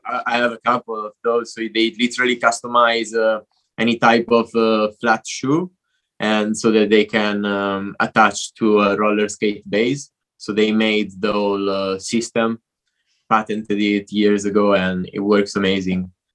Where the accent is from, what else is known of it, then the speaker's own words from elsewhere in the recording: Italy; moved away as an adult; also born or lived in London; now in Barcelona, Spain; I'm Italian. I grew up in Italy.